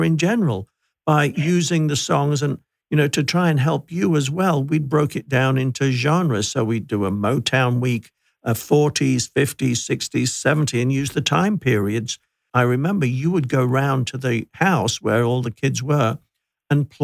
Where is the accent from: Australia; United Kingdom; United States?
United Kingdom; coming from the UK